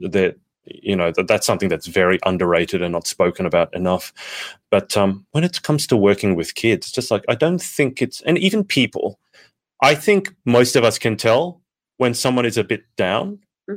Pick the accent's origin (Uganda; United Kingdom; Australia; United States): Australia; I'm Australian